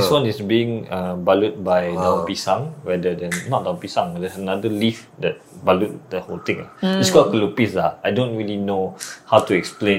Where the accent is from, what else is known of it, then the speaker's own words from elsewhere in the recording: Malaysia; So the difference is, back in my hometown, we really wear raya attire, baju Melayu, for straight 7 days.